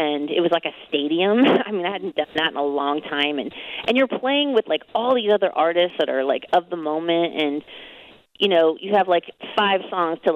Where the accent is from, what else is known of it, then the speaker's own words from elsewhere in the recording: Anaheim, California, United States; I'm from Anaheim